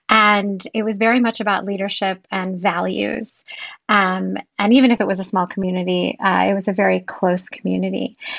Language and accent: English; East Lansing, Michigan, United States; Growing up in East Lansing was definitely formative for me in that I was a part of a relatively small Jewish community. Yet, it didn't really feel that way because it was all I knew for 18 years.